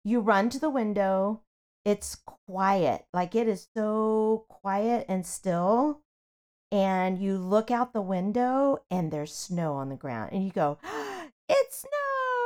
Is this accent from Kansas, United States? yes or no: yes; Kansas, United States; I grew up in Kansas